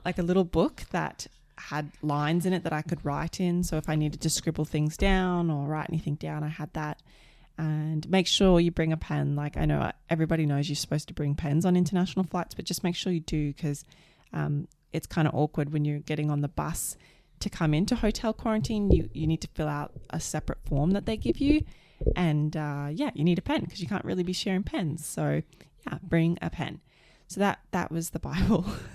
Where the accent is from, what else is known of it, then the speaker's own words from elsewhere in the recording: Australia; moved away; also born or lived in Canada; I'm an Aussie